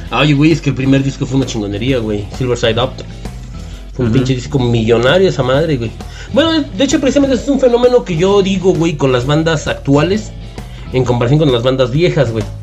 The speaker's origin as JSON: {"language": "Spanish", "country": "Mexico", "said": "pues somos mexicanos, güey"}